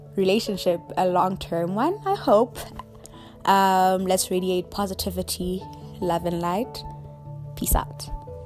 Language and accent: English; Rustenburg, North West, South Africa; moved away as an adult; also born or lived in KwaZulu-Natal; now in Johannesburg, South Africa; I grew up in Rustenburg, Mosenthal village